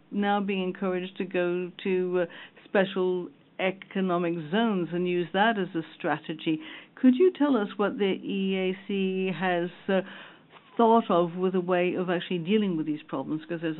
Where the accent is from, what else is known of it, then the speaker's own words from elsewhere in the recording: Chad; I'm from Chad, by the way. Sorry I didn't introduce myself.